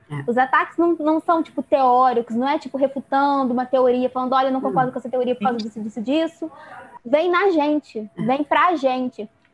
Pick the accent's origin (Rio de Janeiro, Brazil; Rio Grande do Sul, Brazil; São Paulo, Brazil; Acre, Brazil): Rio de Janeiro, Brazil; interior of; eu sou do Rio de Janeiro, do interior do Rio de Janeiro.